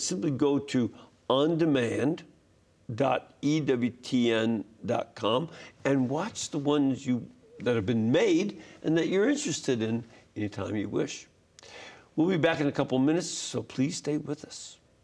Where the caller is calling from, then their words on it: New Jersey, United States; I'm calling from South Jersey